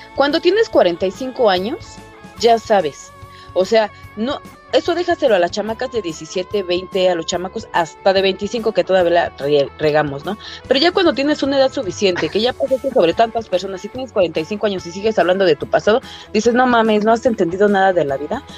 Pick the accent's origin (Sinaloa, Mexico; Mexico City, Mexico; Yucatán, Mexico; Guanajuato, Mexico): Mexico City, Mexico; Soy de Cuautepec, Barrio Alto, del, del, del norte de la Ciudad de México